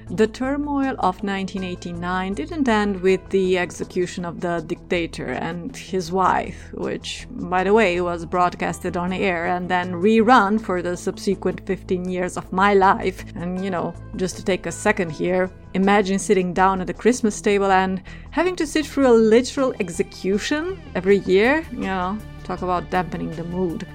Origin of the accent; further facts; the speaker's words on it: Romania; growing up in Romania in the 90s